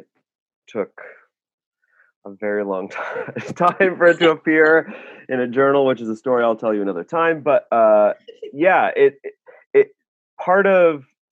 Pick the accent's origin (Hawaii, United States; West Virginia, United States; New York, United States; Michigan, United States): Michigan, United States; Ishpeming; moved away; I'm from Ishpeming, and you know, it's an iron mining town